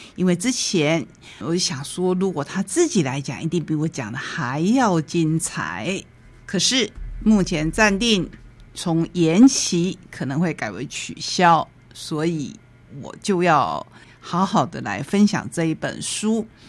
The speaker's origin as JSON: {"language": "Chinese", "country": "Taiwan", "said": "我们台湾人"}